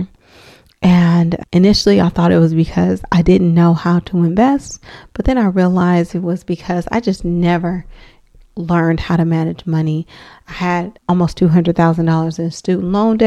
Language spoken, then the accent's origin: English; Oakland, California, United States; I am from Oakland, California, West Oakland to be exact